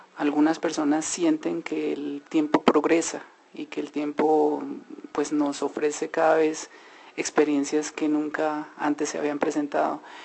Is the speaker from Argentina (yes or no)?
no; Colombia; nosotros como colombianos